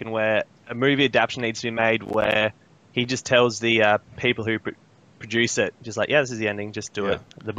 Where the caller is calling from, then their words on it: Adelaide, South Australia, Australia; Adelaide, Australia.